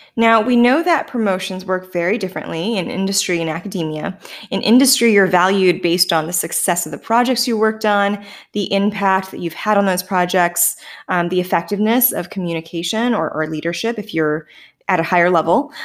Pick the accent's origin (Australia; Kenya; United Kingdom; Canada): Canada; accent: Canadian; the residual Canadianness in me that sometimes bursts free